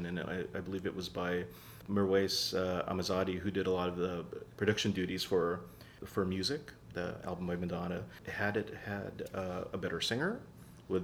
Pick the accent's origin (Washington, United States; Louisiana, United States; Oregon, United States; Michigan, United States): Washington, United States; Seattle; moved away; I'm originally from Seattle